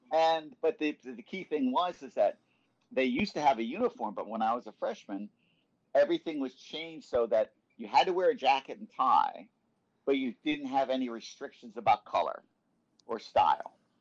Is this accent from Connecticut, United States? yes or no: yes; Norwalk, Connecticut, United States; I grew up in uh, Norwalk, Connecticut, uh, which is in the kind of suburban uh, ring near New York City